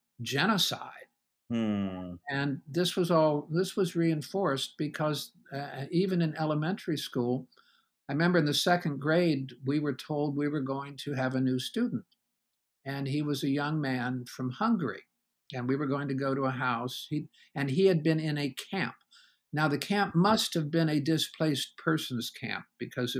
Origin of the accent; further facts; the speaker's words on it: Columbus, Ohio, United States; moved away as an adult; also born or lived in California / Warsaw, Virginia; I was born in Columbus, Ohio. I'm a native Ohioan, left there to do some graduate work in California.